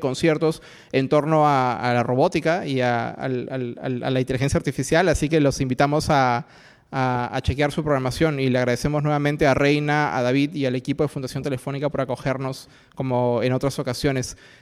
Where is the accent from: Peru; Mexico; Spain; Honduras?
Peru; nuestro país